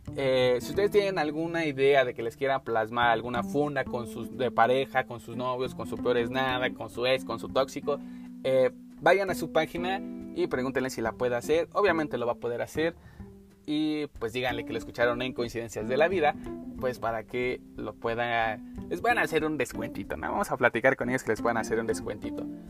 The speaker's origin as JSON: {"language": "Spanish", "country": "Mexico", "said": "como mexicanos tenemos"}